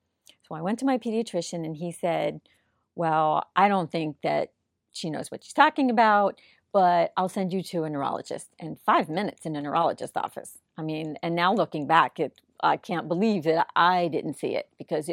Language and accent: English; Hollywood, Florida, United States; In South Florida, in Hollywood.